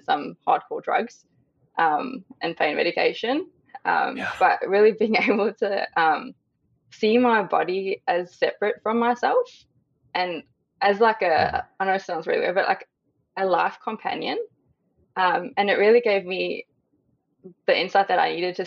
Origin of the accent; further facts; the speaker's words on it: South Africa; now in Australia; I am currently living in Australia, but born and raised in South Africa.